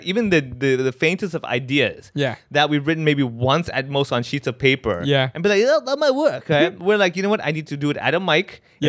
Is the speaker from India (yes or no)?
yes; India; I'm Indian.